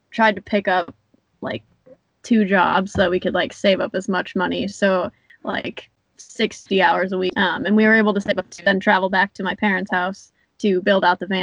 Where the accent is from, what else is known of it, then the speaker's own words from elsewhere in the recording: Midwest, United States; moved away as an adult; also born or lived in Vail, Colorado; I'm from the Midwest